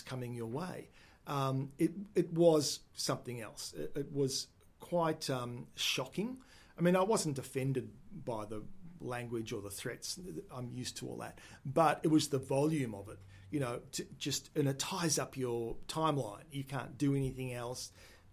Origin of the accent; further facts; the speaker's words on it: Melbourne, Victoria, Australia; also born or lived in Adelaide / Sydney / New Zealand; I was born in the Footscray Hospital, which is now the Western General Hospital. And grew up for the first 10, 11 years in Yarraville